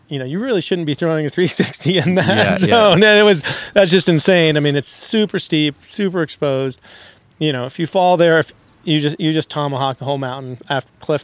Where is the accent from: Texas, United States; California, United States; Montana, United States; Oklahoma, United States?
California, United States; I grew up in Lake Tahoe.